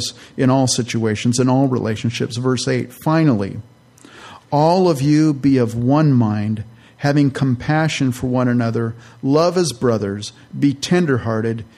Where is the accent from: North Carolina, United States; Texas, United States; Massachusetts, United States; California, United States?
California, United States; also born or lived in Minnesota; I'm from California.